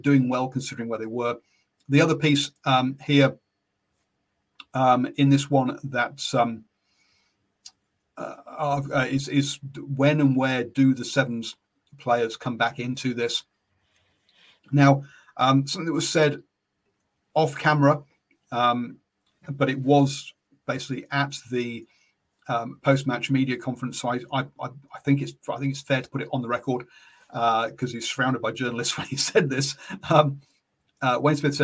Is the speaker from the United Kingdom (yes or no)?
yes; England, United Kingdom; now in New Zealand; I'm English